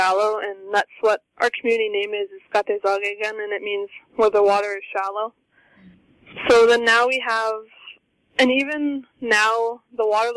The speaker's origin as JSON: {"language": "English", "area": "Shoal Lake 39", "region": "Ontario", "country": "Canada", "said": "I'm from Shoal Lake 39"}